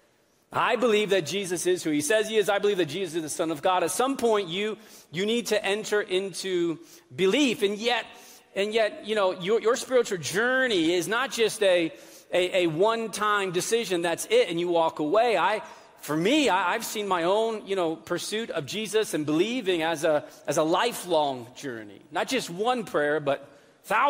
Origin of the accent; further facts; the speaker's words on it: New England, United States; moved away; I grew up in New England